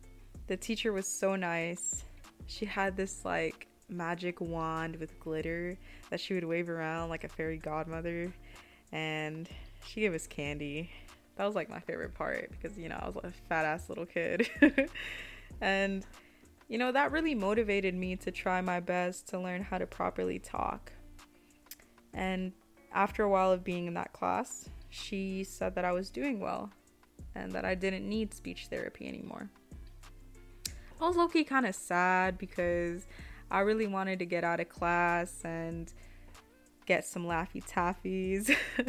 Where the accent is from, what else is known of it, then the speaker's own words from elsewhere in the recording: United States; first language Spanish; English is a second language; You know, people would say that my first language was Spanish, but I never really understood that or identified with it. I'm first generation Mexican American, and I was third and youngest child in my family.